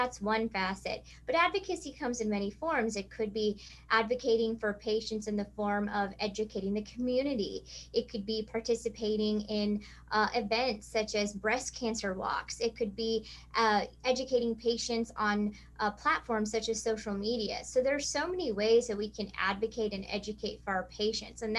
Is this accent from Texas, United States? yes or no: no; rural Missouri, United States; I grew up in rural Missouri